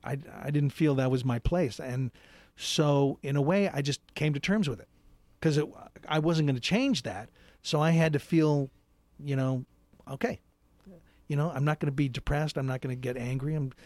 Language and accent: English; Seattle, Washington, United States; moved away as an adult; also born or lived in New York; I grew up in Seattle.